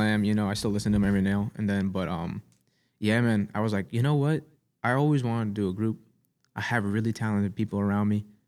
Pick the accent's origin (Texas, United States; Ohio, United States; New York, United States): New York, United States; New York City; I'm from Staten Island